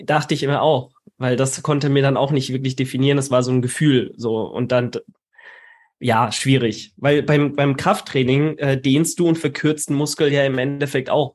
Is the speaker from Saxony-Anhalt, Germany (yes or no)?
no; Karlsruhe, Baden-Württemberg, Germany; in meiner Heimatstadt in Karlsruhe